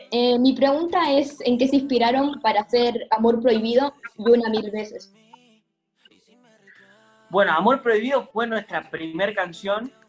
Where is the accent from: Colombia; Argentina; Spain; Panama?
Argentina; Villa María, Córdoba; Tuve la oportunidad de verlos en el anfiteatro de Villa María, yo soy de Villa María